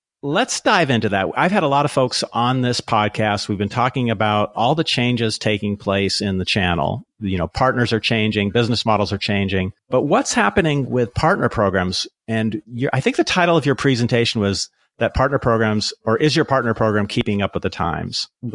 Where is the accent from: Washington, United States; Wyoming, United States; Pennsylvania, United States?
Washington, United States; Seattle; moved away; I grew up in Seattle